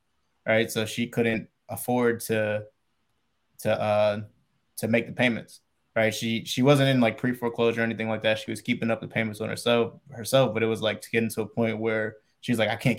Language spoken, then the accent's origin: English; Pennsylvania, United States; my mom, remember, she lives out here in Arizona. I'm originally from Pennsylvania. Right. So I'm still on the East Coast.